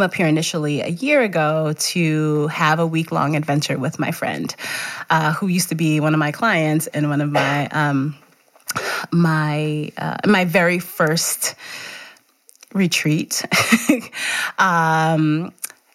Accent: New York City, New York, United States; also born or lived in Georgia; now in Montpelier, United States; I am from Brooklyn, New York

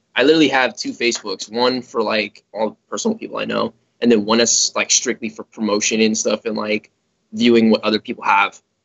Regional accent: Chicago, Illinois, United States; I grew up in Chicago

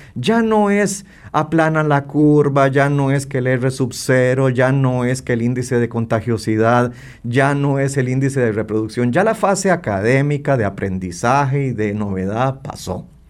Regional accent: Costa Rica; como costarricenses

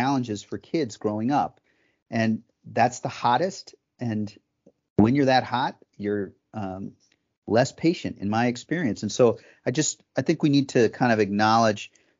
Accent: Fairfax County, Virginia, United States; my experience with trees growing up in Fairfax County

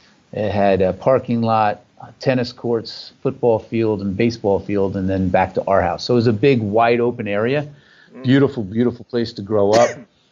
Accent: Jersey Shore, New Jersey, United States; I grew up on the Jersey Beach coasts.

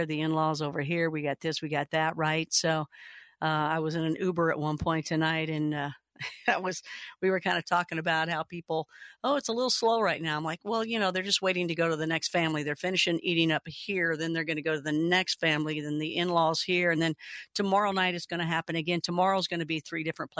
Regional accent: Kentucky, United States; I am from Kentucky.

